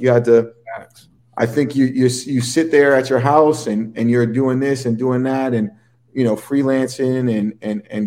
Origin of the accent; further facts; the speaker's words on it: San Francisco, California, United States; also born or lived in Paris, France / Amsterdam, Netherlands; now in New York City, United States; my childhood was in San Francisco